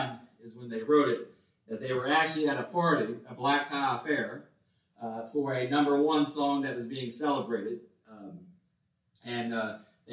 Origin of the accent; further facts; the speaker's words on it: West Virginia, United States; moved away; I was from West Virginia, and all my friends lived on farms. I lived surrounded by farms